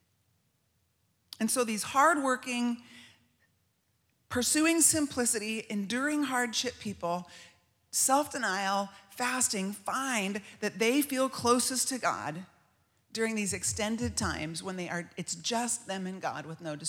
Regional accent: United States; As American women

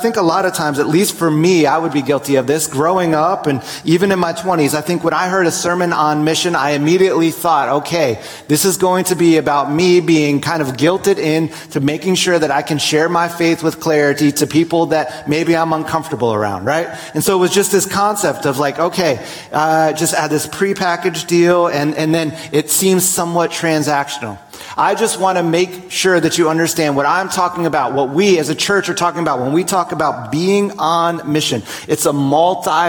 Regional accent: New Jersey, United States; I grew up in New Jersey

